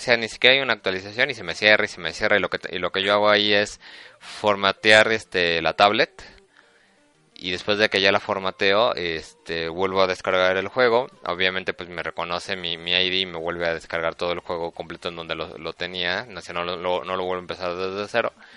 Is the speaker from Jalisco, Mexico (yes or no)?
no; Mexico City, Mexico; somos del DF